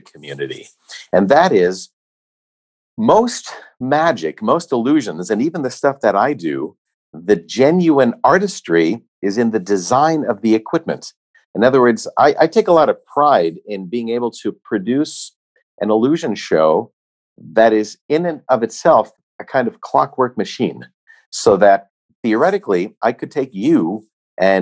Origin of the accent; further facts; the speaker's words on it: United States; Myself as an American